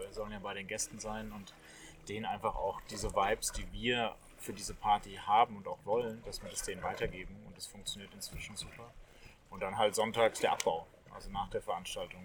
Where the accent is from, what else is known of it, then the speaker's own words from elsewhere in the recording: Rhineland-Palatinate, Germany; Erstmal bin ich Pelzer vom Geburt an mit Riesling aufgewachsen